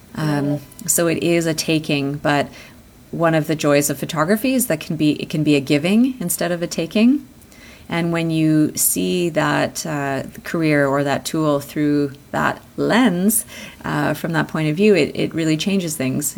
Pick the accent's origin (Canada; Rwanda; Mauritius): Canada; I was born here in Canada